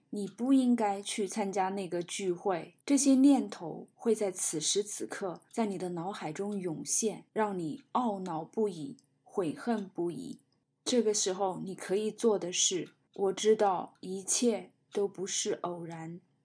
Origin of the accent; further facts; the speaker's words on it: China; 我们中国人常说的慈悲